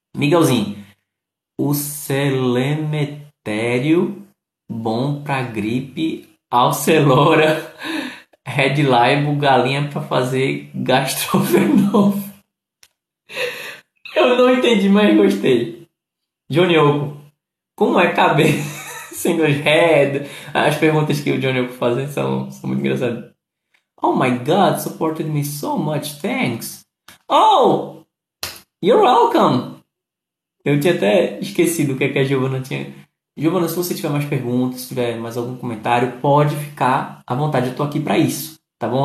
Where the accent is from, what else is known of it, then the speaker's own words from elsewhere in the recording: Pernambuco, Brazil; eu sou de Pernambuco